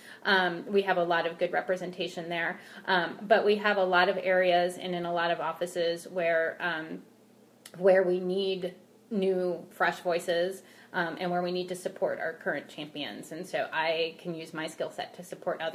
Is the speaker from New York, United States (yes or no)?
no; Montana, United States; moved away as an adult; also born or lived in Washington, D.C. / Louisiana; When I grew up in Montana, one of the most beautiful places on earth